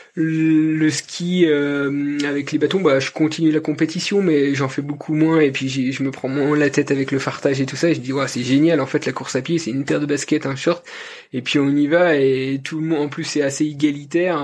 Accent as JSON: {"language": "French", "region": "Jura Mountains", "country": "France", "said": "je suis originaire du, massif du Jura."}